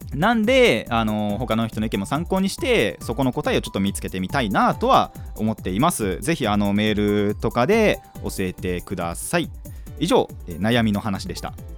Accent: Kanagawa, Japan; 僕の地元から岩手いつも行くところまでは500キロある

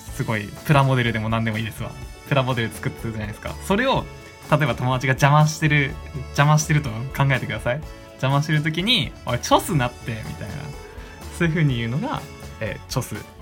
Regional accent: Hokkaido, Japan; accent: Hokkaido dialect; 北海道生まれ北海道育ちの僕がですね北海道弁を紹介していく

